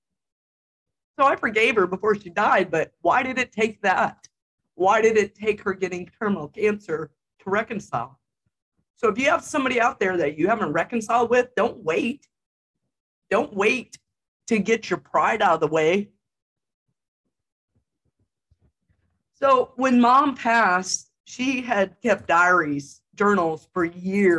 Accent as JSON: {"language": "English", "town": "Jefferson City", "country": "United States", "tie": "born or raised there", "moved": "yes", "said": "the Jeff city limits, my hometown"}